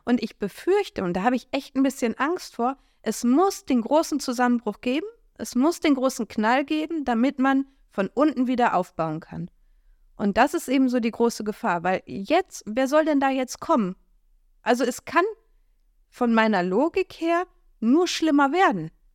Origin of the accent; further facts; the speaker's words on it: Germany; wir Deutsche